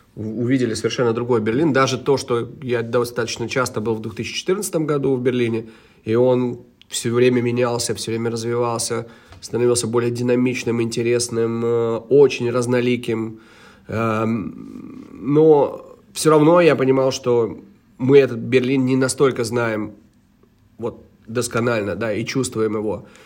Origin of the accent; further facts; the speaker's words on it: Cologne, North Rhine-Westphalia, Germany; moved away as an adult; now in Riga, Latvia; я лично эм, вырос в Германии, провел свои э, тинейджа там, вот, как, когда с 2000, ой, с 91 по 99 год, даже с 90 -го года, все 90 я провел в, в городе Кёльне